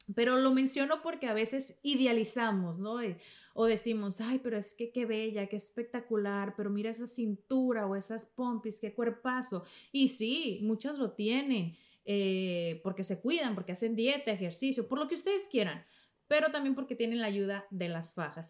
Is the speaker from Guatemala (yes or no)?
no; Mexico; en México le decimos menjurjes